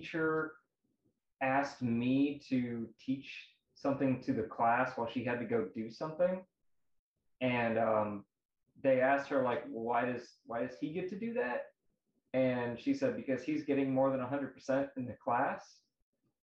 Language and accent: English; St. Louis, Missouri, United States; I'm from St. Louis, Missouri